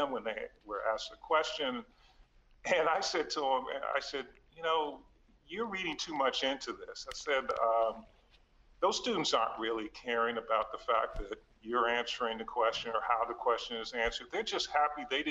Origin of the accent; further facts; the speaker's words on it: Washington, District of Columbia, United States; I grew up in Northeast D.C.